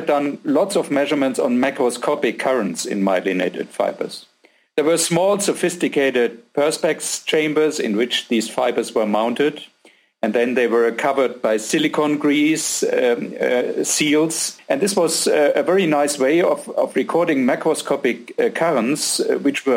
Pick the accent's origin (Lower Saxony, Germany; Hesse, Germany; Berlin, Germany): Hesse, Germany; a small city near Frankfurt; moved away as an adult; also born or lived in Giessen, Germany; now in Austria; I grew up in Germany in a small city near Frankfurt